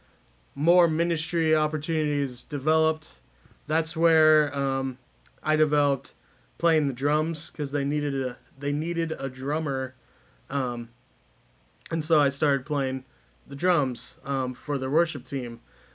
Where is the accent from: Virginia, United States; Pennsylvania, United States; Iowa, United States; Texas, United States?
Iowa, United States; we're both from Iowa